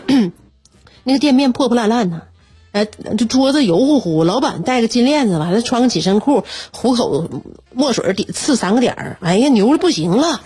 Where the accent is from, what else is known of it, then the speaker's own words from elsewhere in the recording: Northeast China, China; 我们东北人